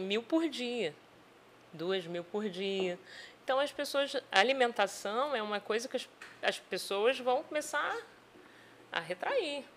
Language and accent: Portuguese; Vila Velha, Espírito Santo, Brazil; also born or lived in Macaé; now in Campos dos Goytacazes, Brazil; Eu sou do Espírito Santo, de Vila Velha